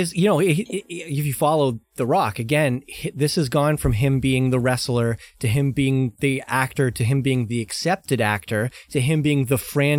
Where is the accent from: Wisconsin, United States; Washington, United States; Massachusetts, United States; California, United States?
Massachusetts, United States; Boston; As a sports fan growing up in Boston